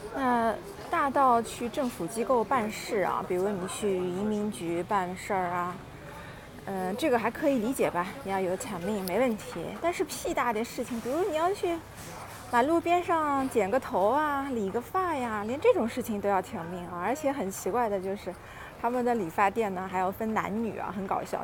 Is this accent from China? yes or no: yes; China; moved away as an adult; now in Austria; 我们是从中国过来拿配额的这个身份嘛